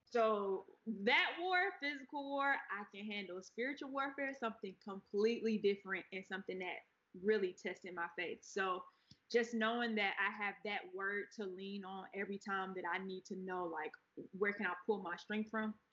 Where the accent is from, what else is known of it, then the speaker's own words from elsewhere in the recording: Atlanta, Georgia, United States; also born or lived in Pensacola, Florida; I'm from Atlanta. I know Atlanta. I was born in Pensacola, Florida, though and that's where my grandmother raised me until I was about eight. Then we moved to Atlanta